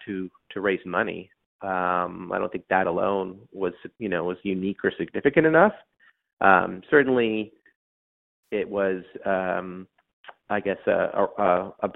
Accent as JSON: {"language": "English", "town": "Toronto", "region": "Ontario", "country": "Canada", "tie": "born or raised there", "also_born_or_lived": "Ottawa, Canada", "moved": "as an adult", "lives_now": "Silicon Valley, United States", "said": "I am originally from Canada, born in Toronto."}